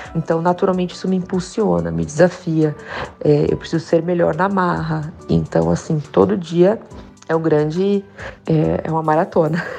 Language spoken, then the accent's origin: Portuguese; Santos, São Paulo, Brazil; also born or lived in Spain; now in São Paulo, Brazil; eu venho de Santos, que é um baita celeiro de músicos